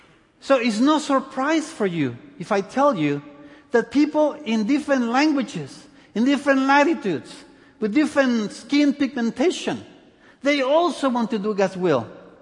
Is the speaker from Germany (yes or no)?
no; El Salvador; born there; also born or lived in many countries; Anyway, I was born in El Salvador. I lived in many countries.